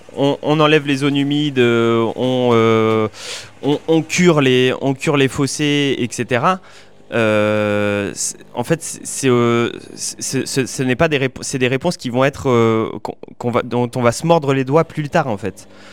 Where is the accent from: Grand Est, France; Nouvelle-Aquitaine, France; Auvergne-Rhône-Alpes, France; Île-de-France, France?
Nouvelle-Aquitaine, France; Limousin, Haute-Vienne; je viens du Limousin, euh, en Haute-Vienne